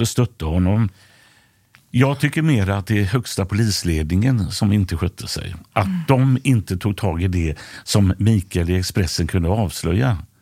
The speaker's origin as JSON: {"language": "Swedish", "town": "Gothenburg", "region": "Västra Götaland", "country": "Sweden", "tie": "born or raised there", "said": "När jag växte upp i Biskopsgården"}